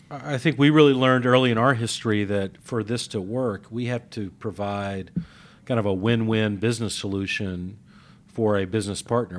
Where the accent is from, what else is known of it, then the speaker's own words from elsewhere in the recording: Mississippi, United States; now in Atlanta, United States; as a kid growing up in Mississippi